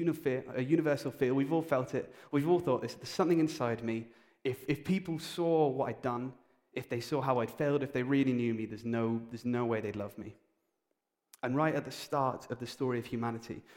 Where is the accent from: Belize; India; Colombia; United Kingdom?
United Kingdom; we're British